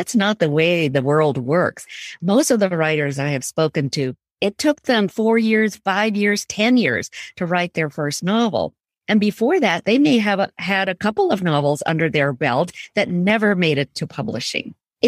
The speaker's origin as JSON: {"language": "English", "town": "Jodhpur", "region": "Rajasthan", "country": "India", "tie": "born or raised there", "also_born_or_lived": "Punjab, India", "said": "I was born in Jodhpur, but I also lived in Rajasthan in three other cities, Jaipur, Banswara, and Bikaner."}